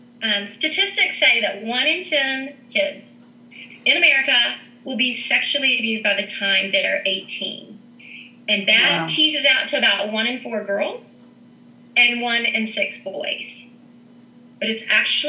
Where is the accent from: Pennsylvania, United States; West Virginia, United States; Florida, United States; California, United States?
West Virginia, United States; Huntington; now in Morgantown, United States; I'm originally from Huntington, West Virginia, and I now live in Morgantown, West Virginia